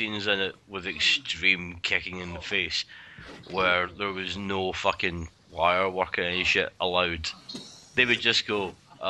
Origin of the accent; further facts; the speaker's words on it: Glasgow, Scotland, United Kingdom; He made a film in my hometown.